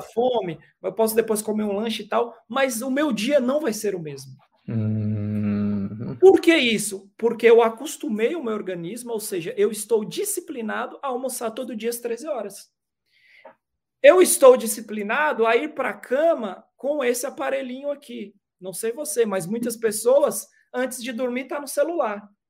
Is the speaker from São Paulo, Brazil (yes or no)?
yes; São Paulo, Brazil; eu sou nascido e criado na cidade de São Paulo, sou paulistano